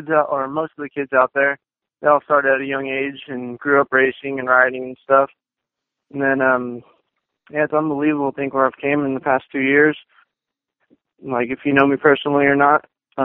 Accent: Garden Grove, California, United States; Came from Garden Grove, California. I used to live over there about 2 years ago

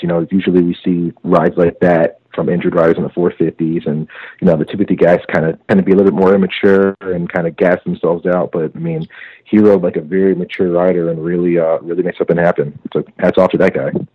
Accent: Connecticut, United States; I'm from Connecticut

